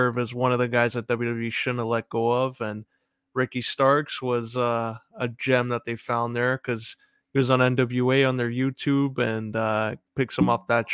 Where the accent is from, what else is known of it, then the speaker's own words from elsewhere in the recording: Canada; as a Canadian